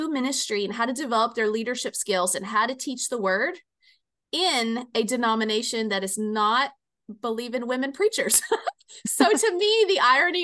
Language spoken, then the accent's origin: English; Kentucky, United States; I was born in Kentucky